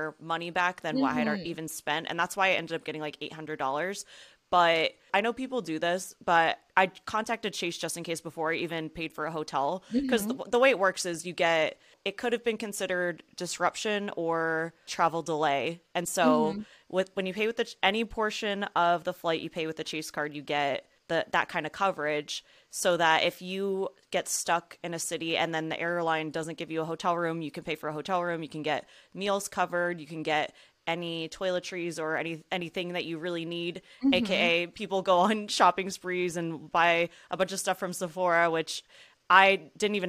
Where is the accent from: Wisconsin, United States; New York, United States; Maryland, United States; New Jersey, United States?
New Jersey, United States; I was born and raised in New Jersey.